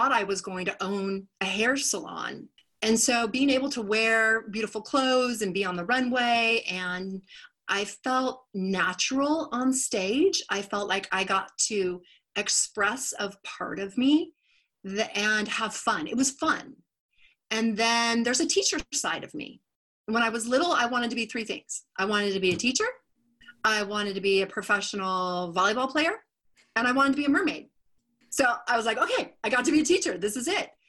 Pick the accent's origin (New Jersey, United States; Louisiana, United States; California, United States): California, United States; Sacramento; did some TV commercials in my hometown of Sacramento